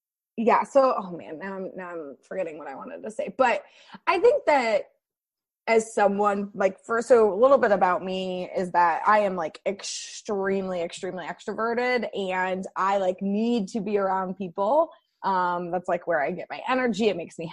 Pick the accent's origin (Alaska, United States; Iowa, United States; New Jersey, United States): Iowa, United States; Iowa City; also born or lived in Durham, North Carolina; now in Washington, D.C., United States; I grew up in Iowa City